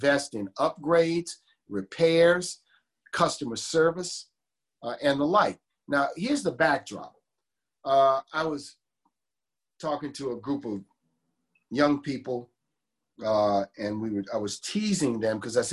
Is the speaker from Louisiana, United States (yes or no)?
yes; New Orleans, Louisiana, United States; the neighborhoods I knew growing up in the city